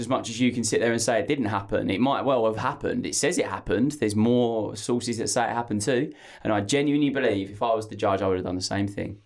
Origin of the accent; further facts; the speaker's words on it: Essex, East of England, United Kingdom; I'm from Essex, so, uh, We just phonetically say everything.